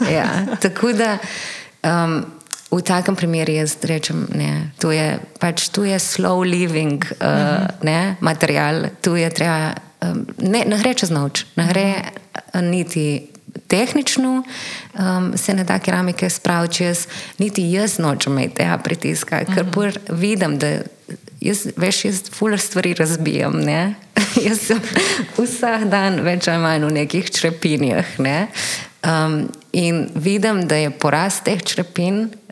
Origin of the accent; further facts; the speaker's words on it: Ajdovščina, Goriška, Slovenia; moved away as an adult; now in Ljubljana, Slovenia; prihajam iz Vajdušne, verjetno slišiš.